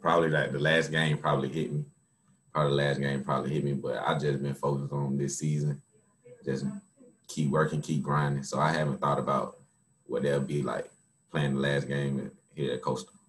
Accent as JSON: {"language": "English", "town": "Atlanta", "region": "Georgia", "country": "United States", "tie": "born or raised there", "said": "I'm from Atlanta, Georgia, born and raised."}